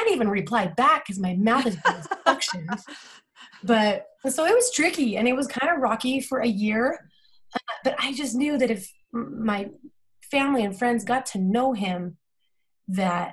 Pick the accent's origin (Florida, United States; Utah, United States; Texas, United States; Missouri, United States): Utah, United States; Salt Lake City; I am from Salt Lake City, Utah. I went to Olympus High